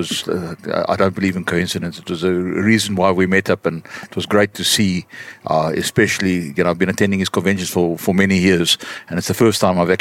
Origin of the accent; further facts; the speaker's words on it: South Africa; I'm South African born, from German and Dutch descent